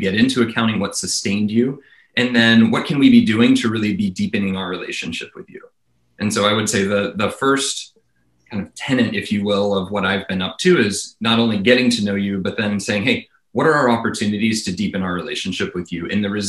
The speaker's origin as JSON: {"language": "English", "region": "the South", "country": "United States", "tie": "born or raised there", "moved": "yes", "said": "So I grew up in the South and I left the South candidly because I found people didn't shoot as straight as I wanted to shoot."}